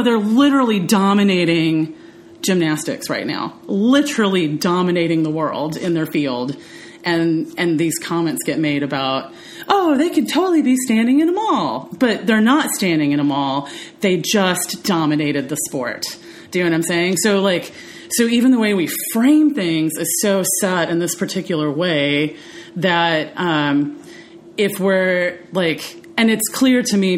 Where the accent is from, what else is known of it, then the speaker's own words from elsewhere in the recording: India; accent: American; American English without an accent, because I am Indian